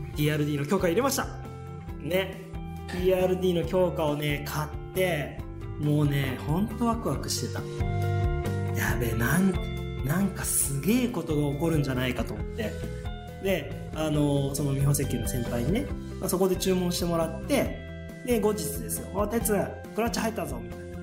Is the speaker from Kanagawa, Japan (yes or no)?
no; Shizuoka, Japan; 静岡市の清水区出身なんですけどね、えーとまあ、大学まで清水におりました